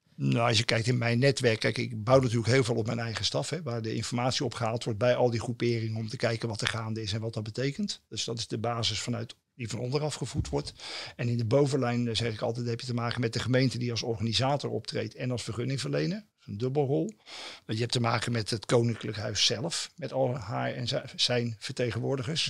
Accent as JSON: {"language": "Dutch", "town": "Rotterdam", "region": "South Holland", "country": "Netherlands", "tie": "born or raised there", "said": "Ik ben een jongen van de stad en eh, ik ben geboren in Delfshaven"}